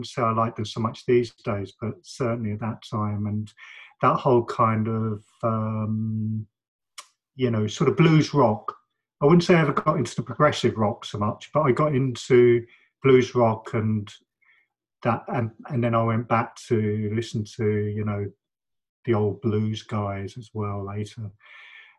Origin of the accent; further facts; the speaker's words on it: London, United Kingdom; also born or lived in Manchester / Spain; I felt very privileged living in London and growing up in London